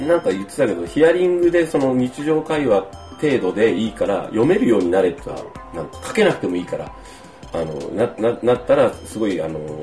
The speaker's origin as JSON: {"language": "Japanese", "region": "Kumamoto", "country": "Japan", "accent": "Kumamoto dialect", "moved": "yes", "said": "自分の言葉がね熊本弁に戻っていく"}